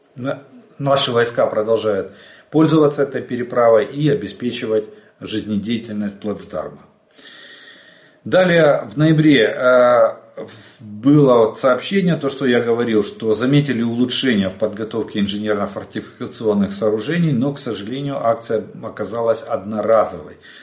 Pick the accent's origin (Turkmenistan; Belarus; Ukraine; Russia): Ukraine; мы из Украины